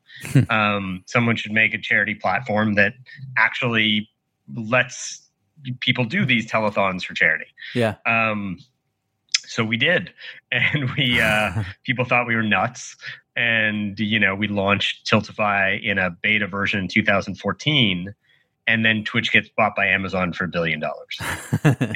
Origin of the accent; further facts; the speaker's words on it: Canada; moved away as an adult; also born or lived in Boston / Los Angeles; I'm from Canada originally. So went to school in Boston, moved to LA.